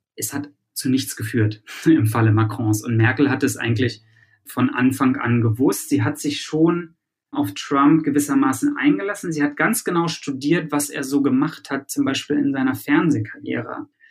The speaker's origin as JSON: {"language": "German", "country": "Germany", "moved": "yes", "lives_now": "United States", "said": "hier als Deutscher in Amerika"}